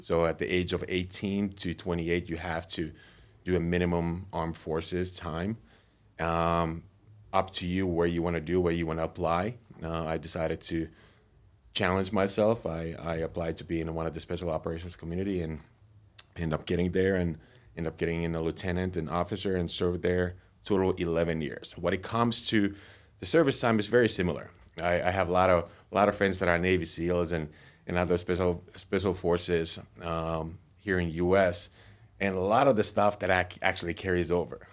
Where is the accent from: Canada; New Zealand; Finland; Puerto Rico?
Finland; moved away as an adult; now in United States; I'm originally from Finland. I moved to U S twelve years ago